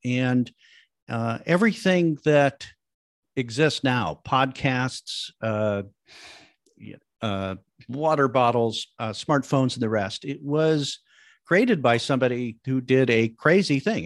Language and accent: English; Midwest, United States; I come from the Midwest back in the seventies, eighties, n, nineties